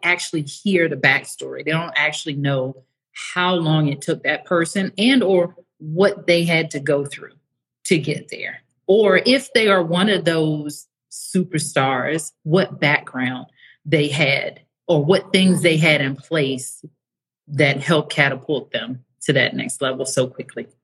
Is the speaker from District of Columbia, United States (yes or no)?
yes; Washington, District of Columbia, United States; moved away as an adult; also born or lived in Atlanta, Georgia; now in Mexico; I'm from the United States was r- raised in the DC area, lived for the last 16 years in Atlanta before I moved to Mexico